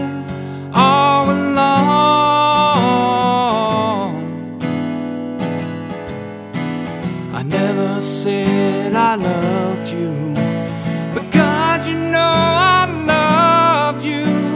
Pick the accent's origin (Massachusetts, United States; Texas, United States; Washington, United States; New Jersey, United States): Massachusetts, United States; Bridgewater; I grew up in Bridgewater